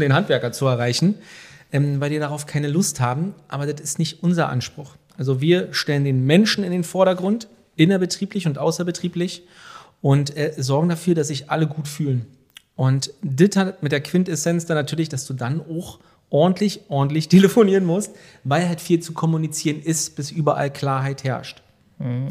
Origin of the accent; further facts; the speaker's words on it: Velten, Brandenburg, Germany; also born or lived in Hamburg; wir kommen hier aus, aus, aus Rand-Berlin, aus Hennigsdorf und Felden.